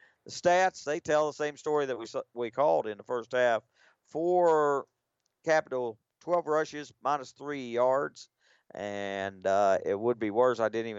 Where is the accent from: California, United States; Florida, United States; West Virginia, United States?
West Virginia, United States; Charleston; I guess even probably playing out in the street like I grew up doing here in Charleston. You know, we didn't have many grassy areas, so we just played where we could.